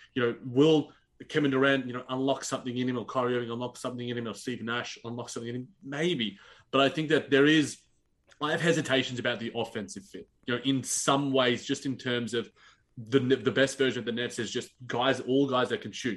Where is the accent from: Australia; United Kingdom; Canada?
Australia; as an Australian basketball fan